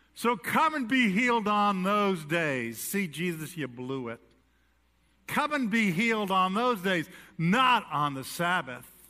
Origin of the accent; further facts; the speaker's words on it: New York City, New York, United States; I was born in New York City